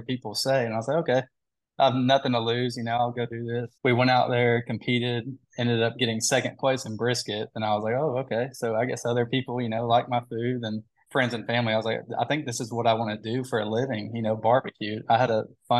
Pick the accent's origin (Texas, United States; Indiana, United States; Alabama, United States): Texas, United States; Rowlett; also born or lived in Fort Smith, Arkansas / Corpus Christi, Texas / Oklahoma / Dallas; being in, you know, Rowlett my whole life pretty much.